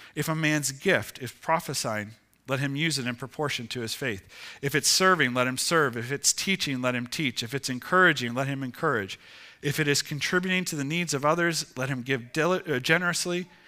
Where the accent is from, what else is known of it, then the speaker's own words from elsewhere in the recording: Ohio, United States; moved away; I grew up in Ohio